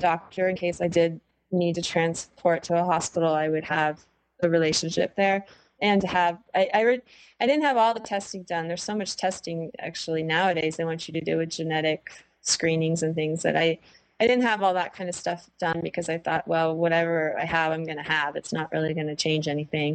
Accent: Ohio, United States; moved away as an adult; I grew up in Ohio

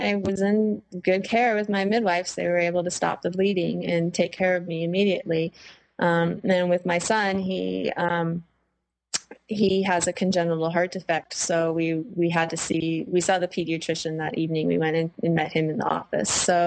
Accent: Ohio, United States; moved away as an adult; I grew up in Ohio

